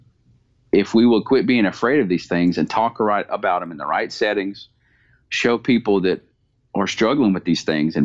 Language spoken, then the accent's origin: English; the South, United States; I'm from the United States and from the South